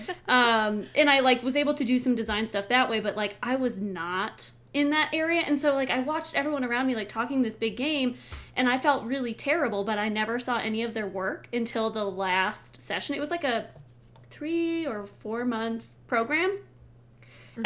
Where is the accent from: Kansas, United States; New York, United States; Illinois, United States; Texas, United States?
Illinois, United States; Chicago suburbs; now in Colorado, United States; I'm from Illinois, Chicago suburbs